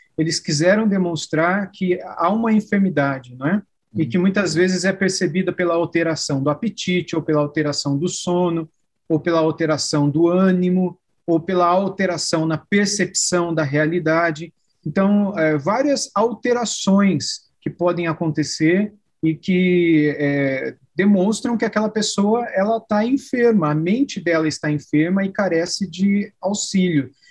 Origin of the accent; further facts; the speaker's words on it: Araraquara, São Paulo, Brazil; Eu sou do estado de São Paulo, numa cidade